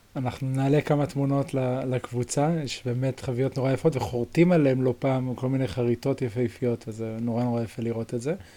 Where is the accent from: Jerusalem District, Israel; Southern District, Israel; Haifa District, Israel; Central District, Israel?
Jerusalem District, Israel; Jerusalem; אצלנו בירושלים